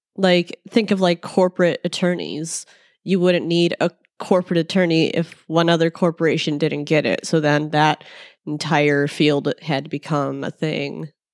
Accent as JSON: {"language": "English", "town": "Chicago", "region": "Illinois", "country": "United States", "said": "we're from Chicago"}